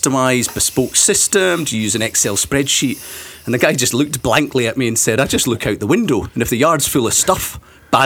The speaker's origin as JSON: {"language": "English", "region": "Scotland", "country": "United Kingdom", "also_born_or_lived": "Toronto", "said": "as a Scotsman"}